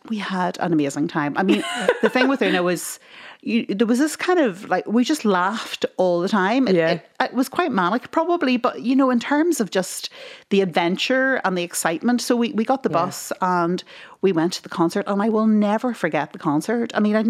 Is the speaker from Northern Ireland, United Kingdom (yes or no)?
yes; Tyrone, Northern Ireland, United Kingdom; we grew up in Tyrone